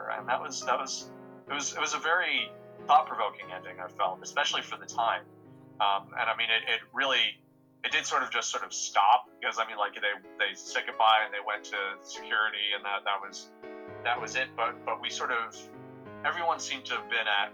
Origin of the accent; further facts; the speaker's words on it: United States; as a American